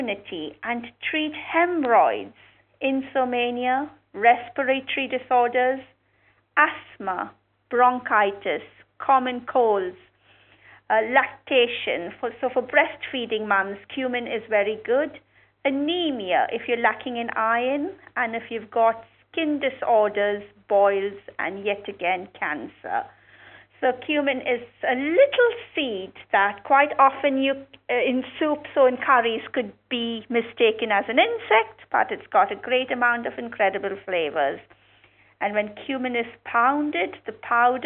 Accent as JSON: {"language": "English", "country": "India", "tie": "born or raised there", "moved": "yes", "said": "when I was growing up in India"}